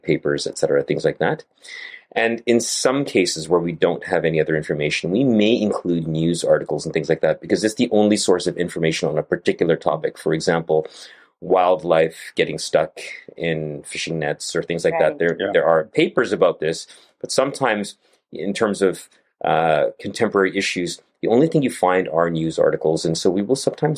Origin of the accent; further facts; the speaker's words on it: Canada; I live in Canada and grew up in Canada and trained in Canada